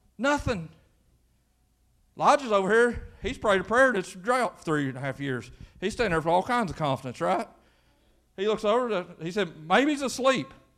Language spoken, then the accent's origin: English; Quincy, Kentucky, United States; growing up in Quincy, Kentucky